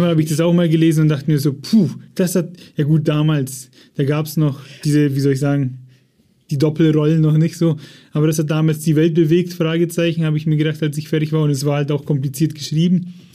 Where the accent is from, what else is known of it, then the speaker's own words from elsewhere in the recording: Germany; bei uns in Deutschland